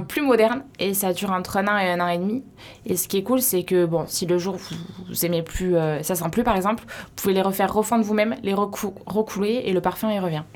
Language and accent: French; Montfort-en-Chalosse, Nouvelle-Aquitaine, France; now in Bénesse-Maremne, France; Montfort, c'est quand même mon village et mes parents, ils ont grand espace